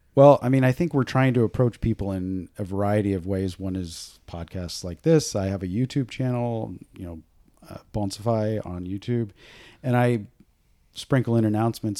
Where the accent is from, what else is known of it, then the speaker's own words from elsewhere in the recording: Boonville, California, United States; I grew up in Booneville, California, way out in the middle of nowhere.